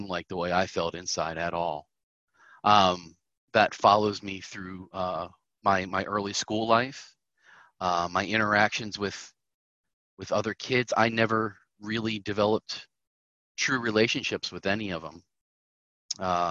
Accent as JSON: {"language": "English", "region": "Southern Maryland", "country": "United States", "said": "I am from Southern Maryland."}